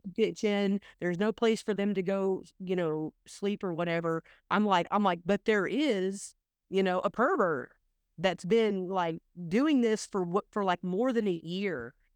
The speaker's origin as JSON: {"language": "English", "region": "Oklahoma", "country": "United States", "tie": "born or raised there", "said": "I grew up in Oklahoma"}